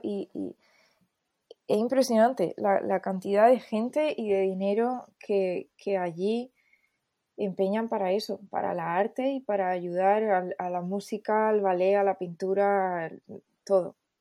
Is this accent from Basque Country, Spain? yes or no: no; Almería, Andalusia, Spain; moved away as an adult; also born or lived in Seville / Los Angeles; yo soy de Almería